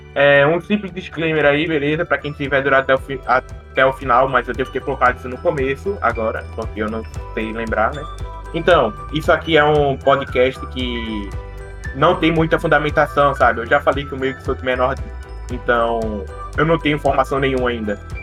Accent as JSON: {"language": "Portuguese", "region": "Northeast Region", "country": "Brazil", "said": "a gente é nordestino"}